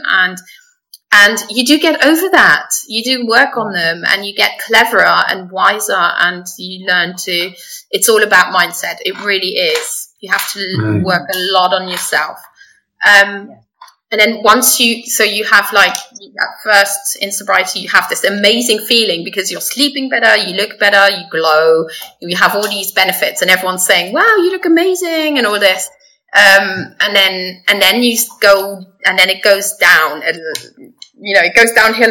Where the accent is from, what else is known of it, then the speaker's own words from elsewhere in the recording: Luxembourg; moved away as an adult; also born or lived in England; I was born and raised in Luxembourg. So I am a Luxembourger